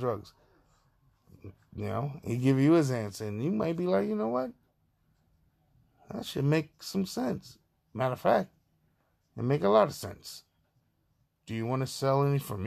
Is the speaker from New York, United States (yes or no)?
yes; New York City, New York, United States; I'm from Queens, Far Rock. I love my borough.